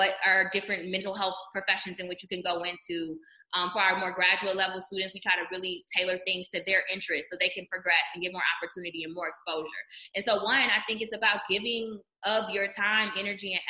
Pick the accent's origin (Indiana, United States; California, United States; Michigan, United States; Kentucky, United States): Michigan, United States; Detroit; I was in Michigan at the time working at U of M, but I'm from Detroit